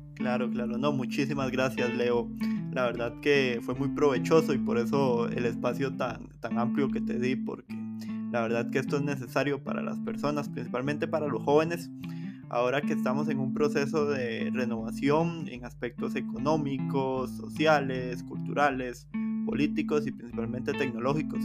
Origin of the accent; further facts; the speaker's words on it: Costa Rica; como costarricenses